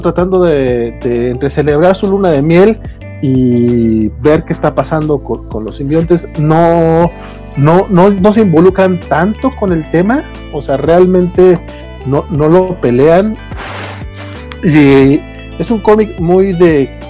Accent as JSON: {"language": "Spanish", "country": "Mexico", "said": "como buen mexicano, ah. tengo nombre compuesto"}